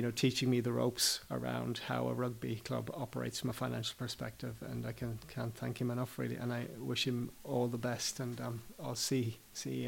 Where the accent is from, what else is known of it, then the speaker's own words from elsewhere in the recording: Clare, Munster, Ireland; moved away as an adult; also born or lived in Limerick; now in Jersey; I'm from Clare. I was born in Limerick, but I'm a Clare man.